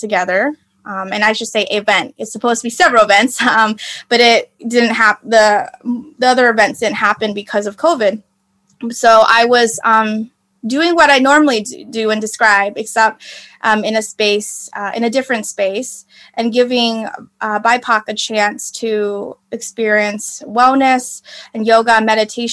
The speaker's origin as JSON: {"language": "English", "country": "United States", "said": "I'm Vietnamese American"}